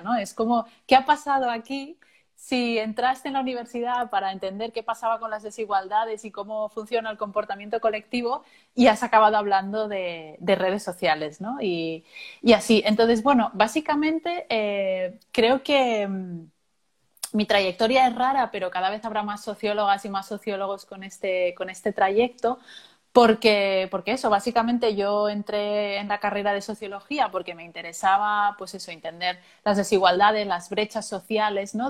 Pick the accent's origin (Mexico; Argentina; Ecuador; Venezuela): Venezuela; now in Cartagena, Colombia; venezolana, residenciada en Cartagena, Bolívar